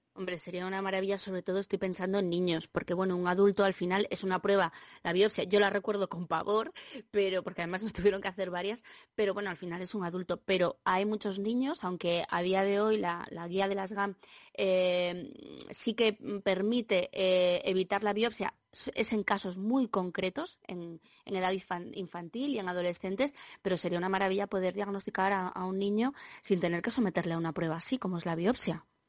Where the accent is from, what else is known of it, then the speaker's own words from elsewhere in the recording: Asturias, Spain; como asturiana